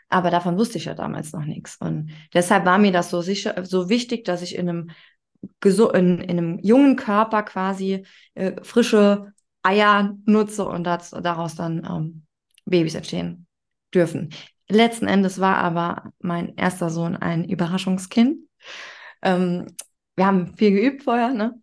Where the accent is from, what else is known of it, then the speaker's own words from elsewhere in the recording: Saarland, Germany; Ich bin in Deutschland aufgewachsen